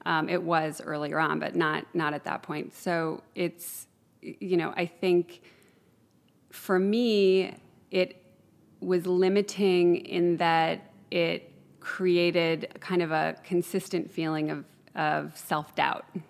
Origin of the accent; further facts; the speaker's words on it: Chicago, Illinois, United States; now in Ojai, United States; I grew up in Chicago